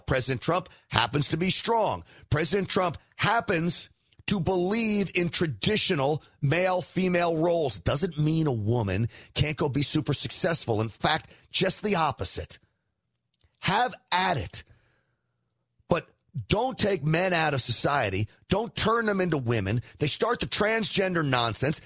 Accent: New York, United States; I grew up in New York

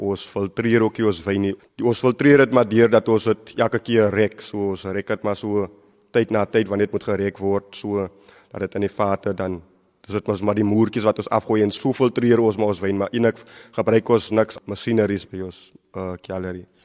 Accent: South Africa; my as 'n Suid-Afrikaner

